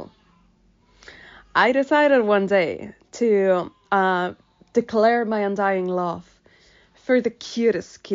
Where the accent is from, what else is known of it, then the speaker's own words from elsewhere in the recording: Castellón de la Plana, Valencian Community, Spain; we're from Castellón, it's a tiny town